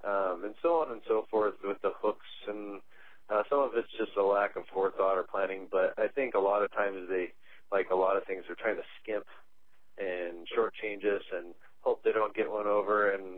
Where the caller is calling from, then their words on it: Missoula, Montana, United States; I'm calling from Missoula, Montana.